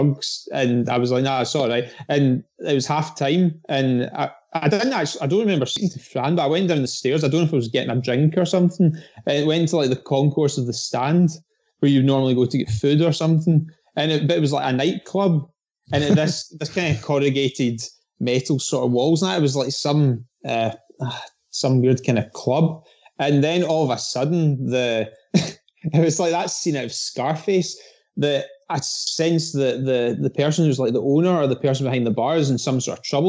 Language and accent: English; Dunoon, Scotland, United Kingdom; in Dunoon, right? And my hometown.